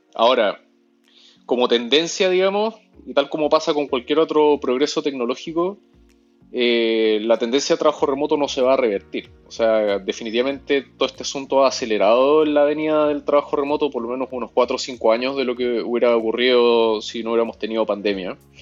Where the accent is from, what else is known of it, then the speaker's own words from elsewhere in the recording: Chile; moved away as an adult; now in Peru; yo soy chileno, pero viviendo en Perú hace siete años.